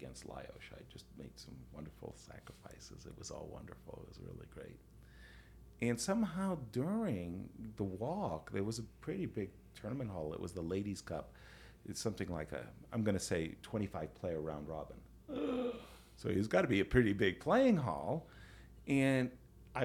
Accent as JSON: {"language": "English", "country": "United States", "said": "I'm American"}